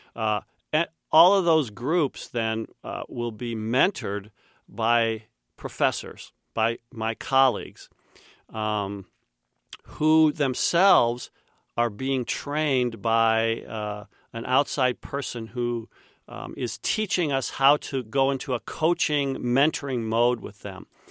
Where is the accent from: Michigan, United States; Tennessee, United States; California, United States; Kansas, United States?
Kansas, United States; Winfield; moved away; my dad use, uh, used to teach at Saint John's College, which is where I grew up in Winfield, Kansas.